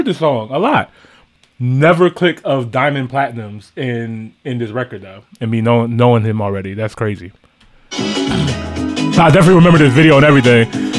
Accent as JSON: {"language": "English", "country": "United States", "said": "us being American"}